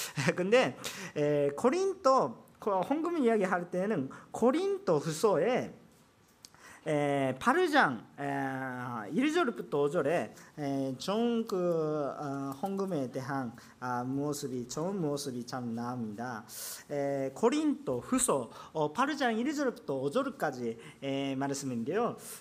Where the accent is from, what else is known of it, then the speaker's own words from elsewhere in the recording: Japan; Korean is a second language; 저는 일본 사람이기 때문에